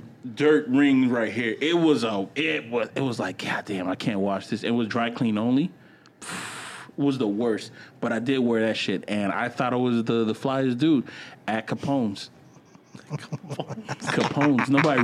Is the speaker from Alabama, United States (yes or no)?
yes; Opelika, Alabama, United States; I was from Opelika.